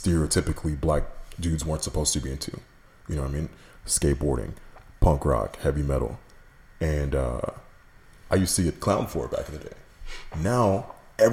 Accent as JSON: {"language": "English", "town": "Katy", "region": "Texas", "country": "United States", "tie": "born or raised there", "also_born_or_lived": "New York", "said": "growing up in Katy, which for those of you who aren't familiar with that part of town, in the 90s, was predominantly white"}